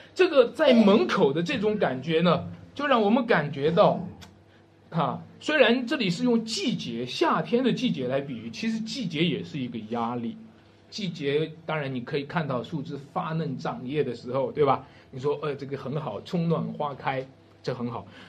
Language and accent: Chinese; Wenshui, Shanxi, China; 文水啊是我家乡